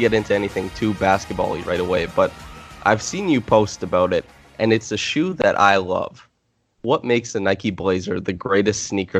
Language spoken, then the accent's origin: English; Canada; as a Canadian kid